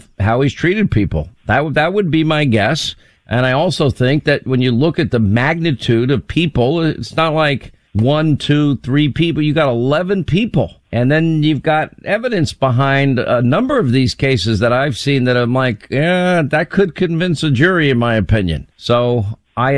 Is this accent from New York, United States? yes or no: yes; Long Island, New York, United States; I grew up in Long Island